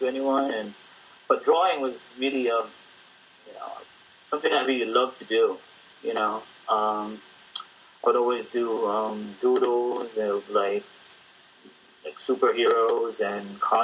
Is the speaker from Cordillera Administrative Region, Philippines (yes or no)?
no; Manila, Metro Manila, Philippines; now in United States; I grew up in Intramuros, which is a district in Manila